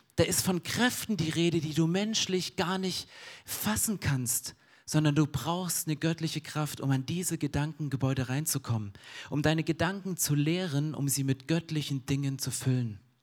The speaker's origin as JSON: {"language": "German", "country": "Germany", "said": "ich bin Deutscher"}